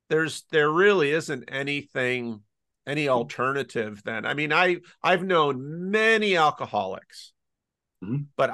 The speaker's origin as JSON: {"language": "English", "town": "Patterson", "country": "United States", "tie": "born or raised there", "said": "I grew up in Patterson, pastoring in a church"}